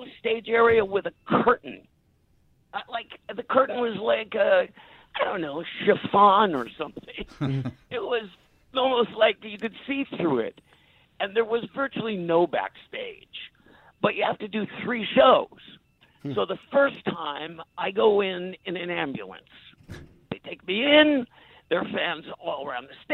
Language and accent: English; New York City, New York, United States; I was born and raised in New York City, I was really comfortable there